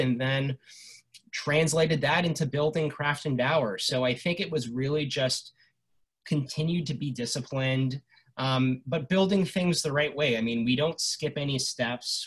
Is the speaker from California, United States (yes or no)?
yes; Los Angeles, California, United States; when I was growing up in Los Angeles, when I was 10, 11 years old